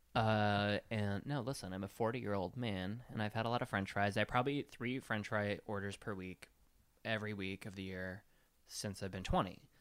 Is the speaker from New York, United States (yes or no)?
no; Sheboygan, Wisconsin, United States; I'm from Sheboygan. We have lots of factories